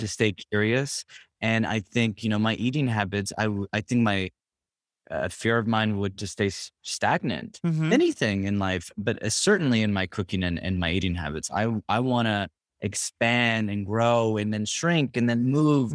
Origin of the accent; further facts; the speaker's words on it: Berkeley, California, United States; moved away as an adult; also born or lived in Richmond, California; I'm from Northern California, uh, Bay Area. Grew up in Berkeley, Richmond, um, for my whole childhood up until I was 18